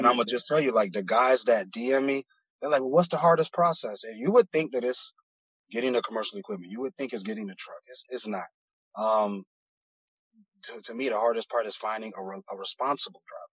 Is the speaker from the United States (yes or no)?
yes; Miami, Florida, United States; also born or lived in Broward County; I'm from Miami originally, born and raised in Miami. Um, I moved up into Broward County around like elementary, middle school, but I'm back and forth from between Broward and Miami